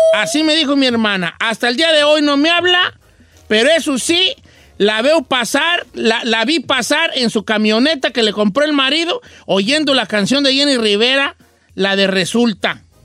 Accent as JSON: {"language": "Spanish", "country": "Mexico", "also_born_or_lived": "the north (United States)", "moved": "yes", "lives_now": "United States", "said": "en México, en mi rancho"}